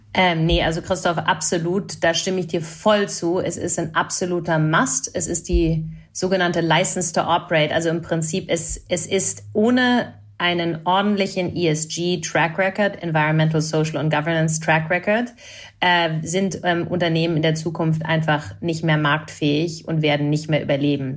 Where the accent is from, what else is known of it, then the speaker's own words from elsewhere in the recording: Canada; ich bin Kanadierin